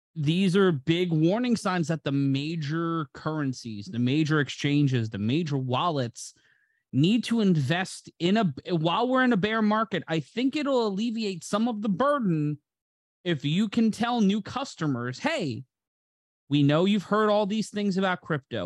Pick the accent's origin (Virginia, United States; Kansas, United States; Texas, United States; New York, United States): New York, United States; New York City; my hometown of New York City, in my home borough of Brooklyn